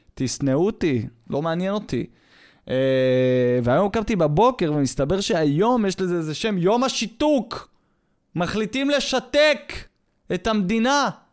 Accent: Israel; מזהים אותי כישראלי

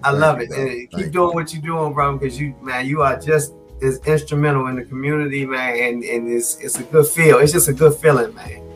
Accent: Washington, District of Columbia, United States; born and raised in the District of Columbia

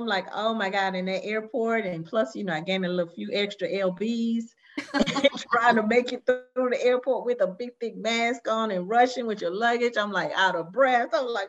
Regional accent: Decatur, Georgia, United States; ATL is great. Don't get me wrong, because, you know, I grew up mostly in the Stone Mountain, Decatur, Georgia area. But I truly did like living in Miami.

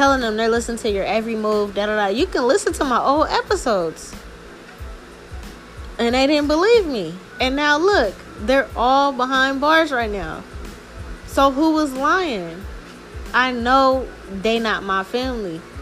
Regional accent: New Orleans, Louisiana, United States; now in Seattle, United States; their jurisdiction is New Orleans.

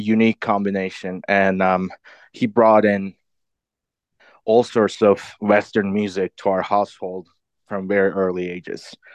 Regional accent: Istanbul, Turkey; moved away as an adult; also born or lived in London / Boston; I grew up in Istanbul, Turkey. Most of my life. I lived there until my early twenties.

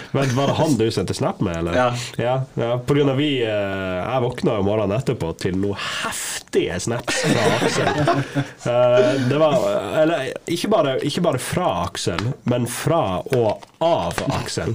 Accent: Lofoten, Nordland, Norway; jeg er fra Lofoten.

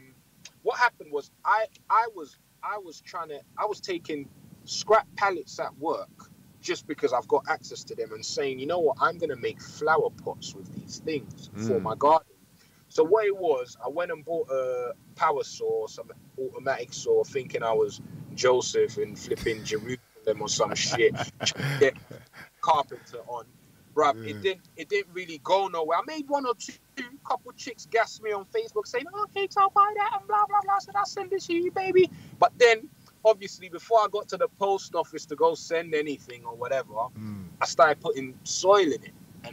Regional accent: Nigeria; I'm Nigerian.

